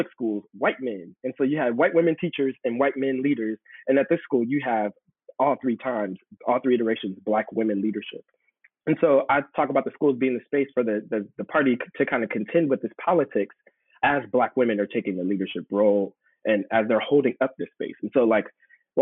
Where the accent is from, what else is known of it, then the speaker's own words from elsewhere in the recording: San Diego, California, United States; moved away; home for me is California, San Diego. And my dad's like a pastor